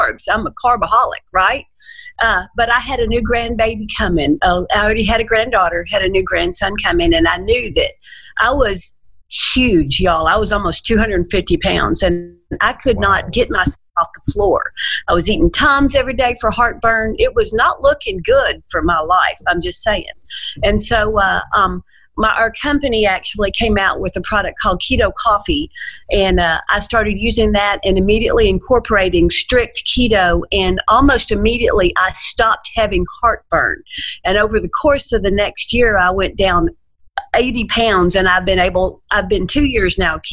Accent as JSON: {"language": "English", "town": "Nashville", "region": "Tennessee", "country": "United States", "tie": "born or raised there", "said": "I grew up in the South, y'all. I'm from Nashville, Tennessee"}